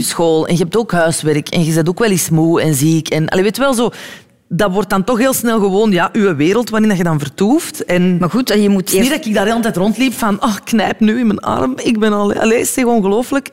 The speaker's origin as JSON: {"language": "Dutch", "country": "Belgium", "also_born_or_lived": "New York, United States", "said": "hier in België kan ik alles spelen"}